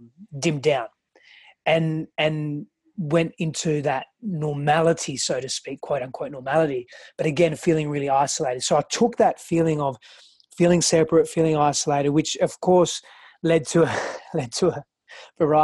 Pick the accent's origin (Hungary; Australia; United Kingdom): Australia; English is a second language; also born or lived in Greece; now in United States; I grew up in Greece and Australia, and so I had quite a diversity in cultural